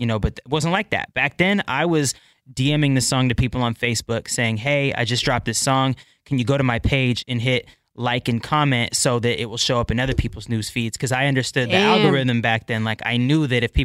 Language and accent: English; Bremerton, Washington, United States; also born or lived in Port Orchard, Washington / Kent, Washington / Seattle, Washington; I was born in Bremerton. So that's here in Washington.